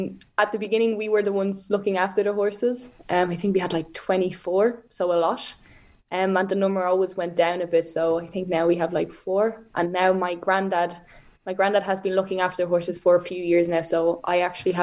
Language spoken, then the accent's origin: English; Ireland; people are actually mostly surprised in a positive way when I say I'm from Ireland